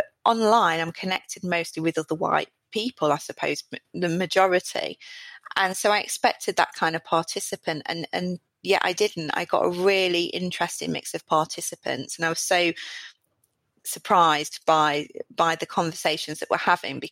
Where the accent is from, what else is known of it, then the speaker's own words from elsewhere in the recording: South Derbyshire, East Midlands, United Kingdom; I'm from South Derbyshire, from a pit village